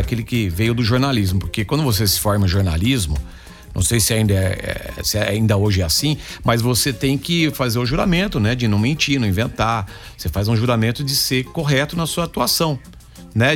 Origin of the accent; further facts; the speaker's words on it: Campinas, São Paulo, Brazil; moved away; desde criança eu já fazia rádio quando eu morava em Campinas. Eu sou de Campinas, torcedor do Guarani